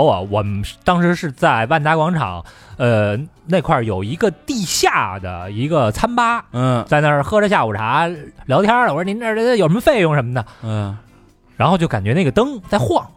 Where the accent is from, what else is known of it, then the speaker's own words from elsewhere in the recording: China; 我们大陆人